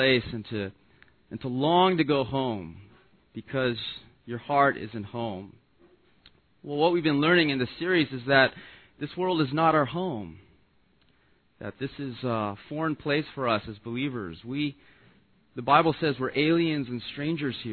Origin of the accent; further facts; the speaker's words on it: Los Angeles, California, United States; I'm an L.A. boy. I was born and raised in Los Angeles